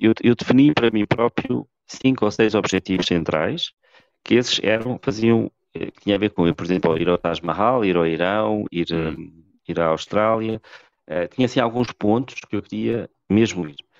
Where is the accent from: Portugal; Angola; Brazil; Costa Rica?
Portugal; Eu gosto muito de ser português